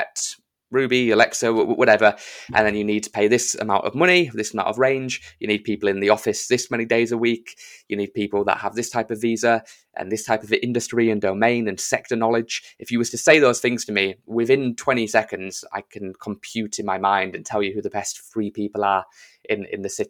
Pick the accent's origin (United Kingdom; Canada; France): United Kingdom; I'm British